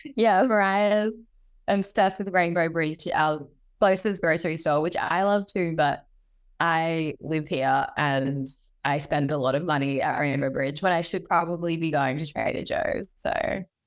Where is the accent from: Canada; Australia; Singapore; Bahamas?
Australia; moved away as an adult; also born or lived in New Zealand / New York / California; now in Bali, Indonesia; I was born in New Zealand. I'm half New Zealand, half South African, and then I quickly moved to Australia when I was a baby. And so, yeah, I grew up in Oz.